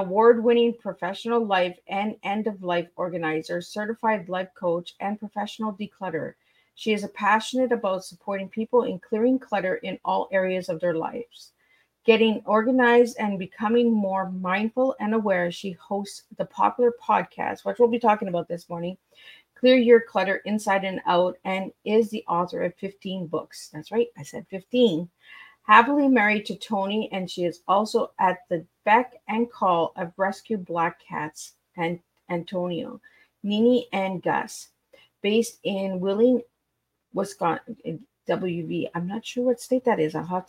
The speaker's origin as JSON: {"language": "English", "region": "Ontario", "country": "Canada", "said": "I'm a Northern girl. I come from Northern Ontario."}